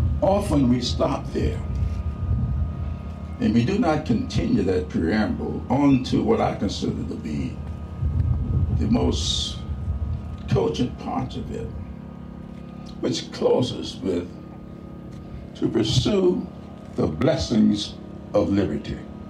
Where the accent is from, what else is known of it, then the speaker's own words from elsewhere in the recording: South Carolina, United States; moved away as an adult; As many of you know, John and I met as 19-year-old college students. I came to Atlanta from South Carolina.